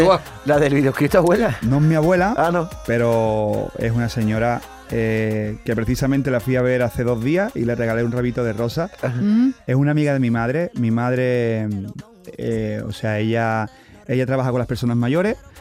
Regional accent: Camas, Andalusia, Spain; yo soy camero. Yo soy de Sevilla

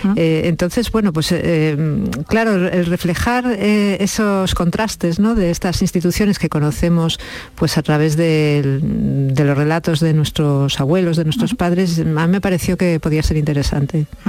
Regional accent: León, Castile and León, Spain; now in Ciudad Real, Spain; Yo vivo en Ciudad Real y mi madre en, León, somos de León

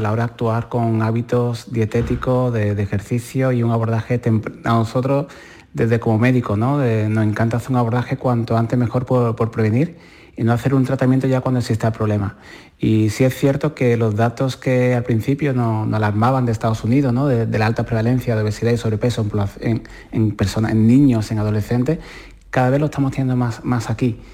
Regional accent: Puerto Serrano, Andalusia, Spain; cuando estaba yo con mi abuela Rosario en mi pueblo, en Puerto Serrano

